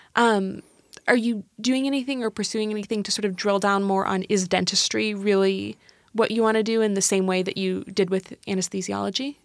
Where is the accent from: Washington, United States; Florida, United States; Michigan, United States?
Washington, United States; Seattle; I'm from Seattle